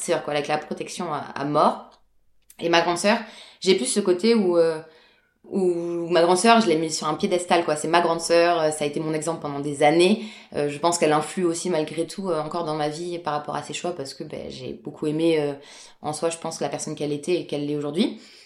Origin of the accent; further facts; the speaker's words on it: Bordeaux, Nouvelle-Aquitaine, France; Je suis née donc à Bordeaux, en France, euh, complètement française